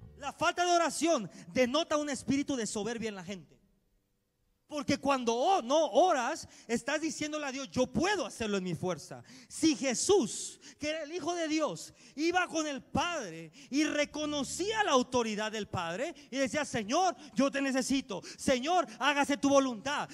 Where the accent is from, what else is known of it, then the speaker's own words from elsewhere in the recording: Mexico; Así somos los mexicanos